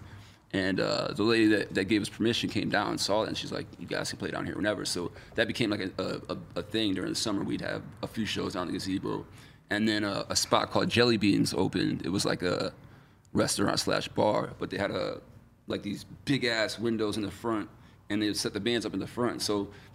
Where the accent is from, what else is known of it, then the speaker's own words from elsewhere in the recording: Geneva, New York, United States; also born or lived in Syracuse; there weren't venues in my hometown. There was one called Smith Opera House where they'd have like plays and shit, which we ended up playing like years later. But there was a pavilion. Geneva's like right at the tip of Seneca Lake.